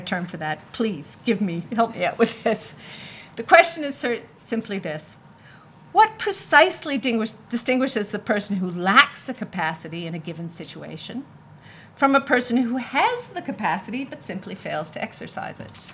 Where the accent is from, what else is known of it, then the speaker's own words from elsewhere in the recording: Canada; I'm from Canada